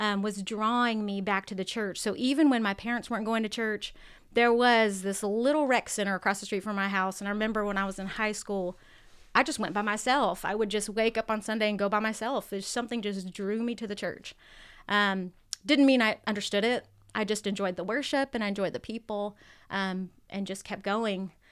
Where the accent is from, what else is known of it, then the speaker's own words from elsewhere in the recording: San Diego, California, United States; moved away as an adult; I'm originally from San Diego, California